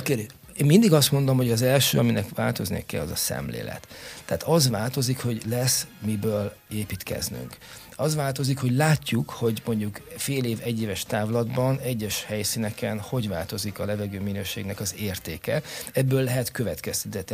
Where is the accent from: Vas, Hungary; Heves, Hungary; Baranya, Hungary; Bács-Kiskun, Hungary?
Baranya, Hungary; Pécs; now in Érd, Hungary; én Pécsi vagyok